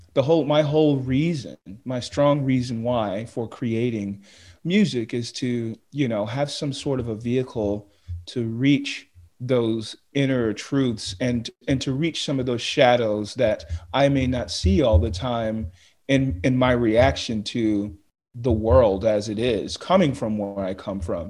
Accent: United States; being an American

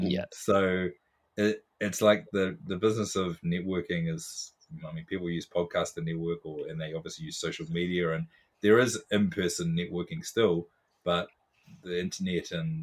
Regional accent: Foxton, Manawatū-Whanganui, New Zealand; So I was really into hoops as a kid, but in a really small school, growing up in Foxton in New Zealand, people

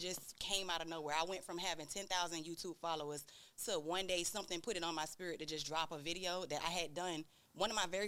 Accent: Miami, Florida, United States; also born or lived in Tallahassee, Florida; now in Atlanta, United States; I'm based in Atlanta now, but I'm from Miami, so I'm a Miami native

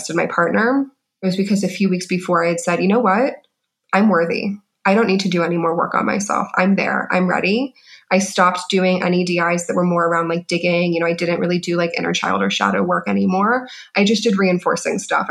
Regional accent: Orlando, Florida, United States; moved away; also born or lived in Rio de Janeiro, Brazil; I'm from Orlando

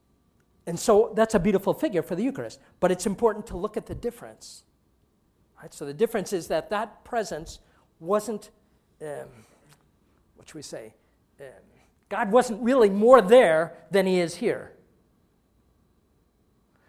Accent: Long Island, New York, United States; now in St. Louis, United States; where I grew up in Long Island

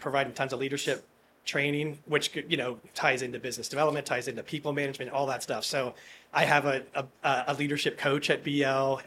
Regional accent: Harrisburg, Pennsylvania, United States; I'm from Harrisburg, Pennsylvania

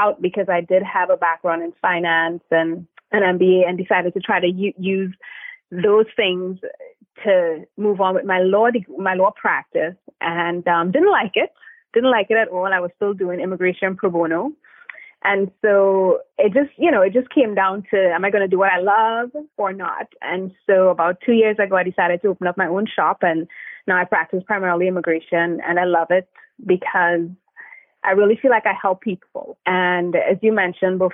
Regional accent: Trinidad & Tobago; now in United States; I am originally from Trinidad and Tobago, small twin islands in the Caribbean

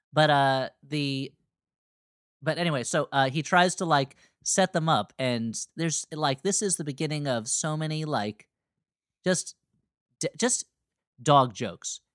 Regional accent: East Coast, United States; Growing up on the East Coast

